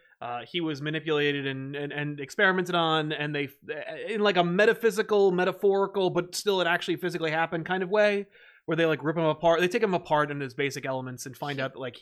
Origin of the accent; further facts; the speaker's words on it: United Kingdom; Kind of looking forward to some British heroes as a Brit myself.